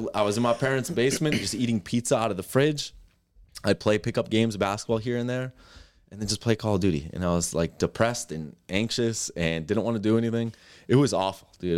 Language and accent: English; Westport, Massachusetts, United States; I grew up in Westport, Massachusetts, small town in, in Southern Mass.